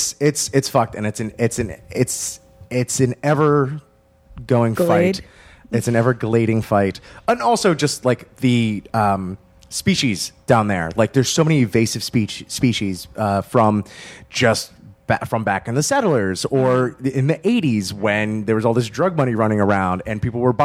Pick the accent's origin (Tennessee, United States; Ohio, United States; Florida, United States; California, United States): Florida, United States; South; also born or lived in Gainesville, Florida / Broward County; now in Chicago, United States; grew up in South Florida, moved to Gainesville